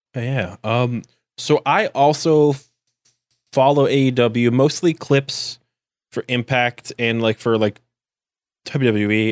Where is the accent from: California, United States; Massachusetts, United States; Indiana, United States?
Massachusetts, United States; Boston; I'm from Boston